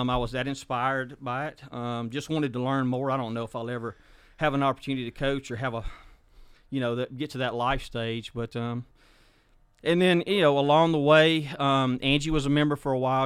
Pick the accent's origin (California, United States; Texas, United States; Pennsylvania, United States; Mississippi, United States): Mississippi, United States; Hepzibah community, South; I grew up uh, in a little place called uh, we call it Stumptown, Hepzibah community in South Mississippi.